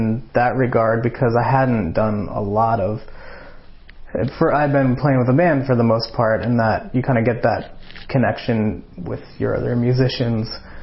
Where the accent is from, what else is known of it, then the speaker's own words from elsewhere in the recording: Ireland; moved away; being Irish